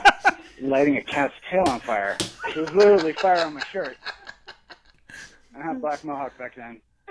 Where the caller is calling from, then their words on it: Oregon, United States; from Oregon.